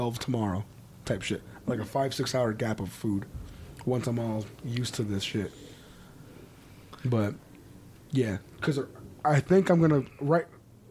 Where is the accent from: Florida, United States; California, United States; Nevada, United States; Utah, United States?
Nevada, United States; Las Vegas; We're from Vegas